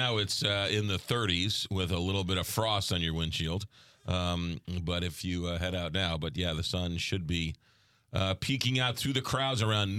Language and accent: English; New York, United States; accent: New York; now in St. Louis, United States; Maybe it's my New York accent coming through.